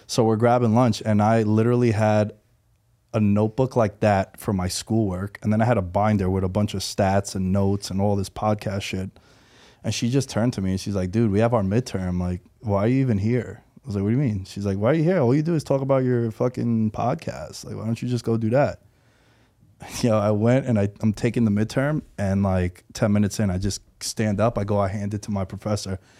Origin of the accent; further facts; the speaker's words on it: New York City, New York, United States; moved away as an adult; now in Las Vegas, United States; born and raised New Yorker. I'm from Queens. Uh, I just moved out to Vegas in September